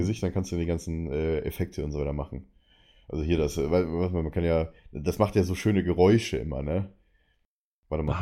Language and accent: German; outside Munich, Bavaria, Germany; now in Berlin, Germany; meine Heimat zeigen würde, so mit See oder sowas